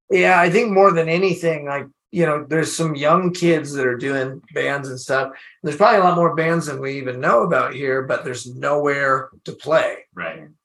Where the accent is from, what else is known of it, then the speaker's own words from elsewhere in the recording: Washington, United States; I don't live there anymore, but it's I still feel like I'm from Washington, you know, it's like a Washington, it's local for me.